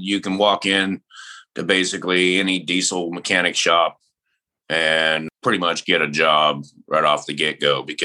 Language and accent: English; Washington, United States; I'm from Washington State